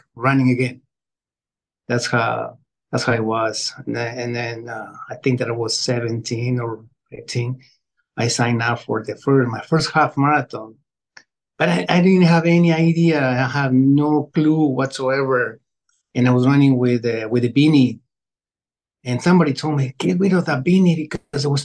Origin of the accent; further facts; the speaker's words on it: Quito, Pichincha, Ecuador; moved away; I was born in Quito, Ecuador, in the barrio La Tola 65 years ago.